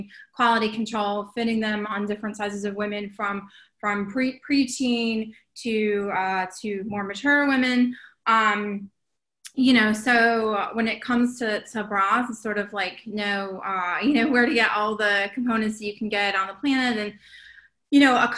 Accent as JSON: {"language": "English", "town": "Wilmington", "region": "North Carolina", "country": "United States", "moved": "yes", "lives_now": "West Hollywood, United States", "said": "I'm originally from Wilmington, North Carolina. I live in West Hollywood"}